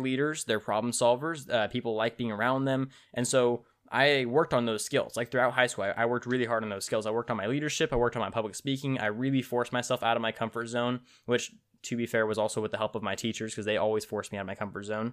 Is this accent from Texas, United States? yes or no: no; Tulare, California, United States; also born or lived in Tipton, California; I was born and raised in a small town in central California called Tulare